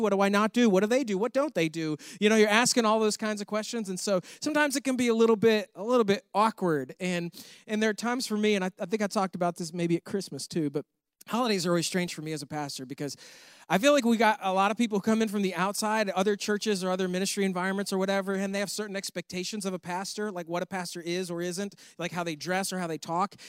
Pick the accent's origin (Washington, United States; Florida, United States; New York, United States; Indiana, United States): New York, United States; moved away; I'm from New York